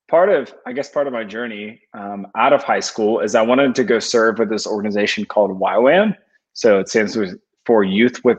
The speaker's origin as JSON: {"language": "English", "town": "Atlanta", "region": "Georgia", "country": "United States", "tie": "born or raised there", "said": "So I grew up in the Atlanta area, kind of like the northern suburbs of Atlanta, in a kind of like normal suburb home."}